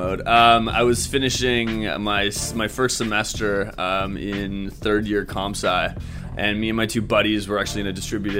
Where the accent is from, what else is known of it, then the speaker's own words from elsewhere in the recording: Vancouver, British Columbia, Canada; Yeah, I'm from Vancouver and Whistler. You know, we had to go hit the slopes.